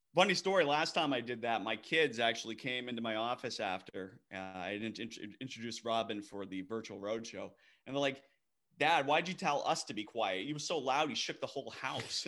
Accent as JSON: {"language": "English", "region": "Maine", "country": "United States", "tie": "born or raised there", "moved": "yes", "lives_now": "Texas, United States", "said": "born and raised in Maine"}